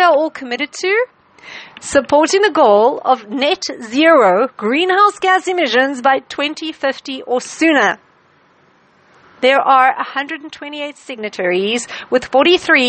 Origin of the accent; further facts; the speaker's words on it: South Africa; as a South African